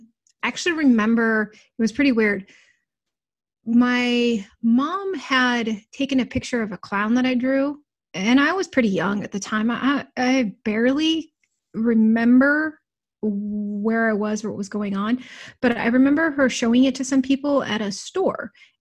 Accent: Fairbanks, Alaska, United States; I grew up in Fairbanks. So Fairbanks, Alaska is this tiny little

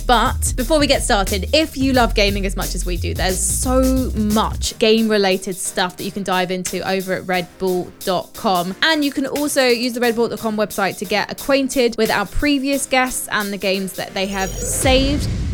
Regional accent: United Kingdom; I'm British

